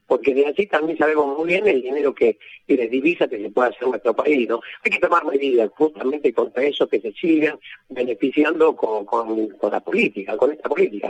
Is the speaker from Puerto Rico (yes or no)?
no; Argentina; nuestro país